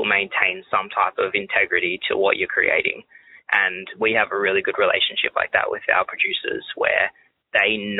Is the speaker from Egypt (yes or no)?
no; Australia; Especially being Australian.